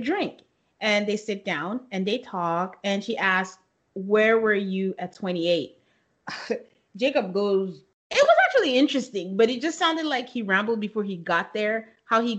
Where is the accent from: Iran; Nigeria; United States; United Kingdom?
Nigeria; moved away; growing up in Nigeria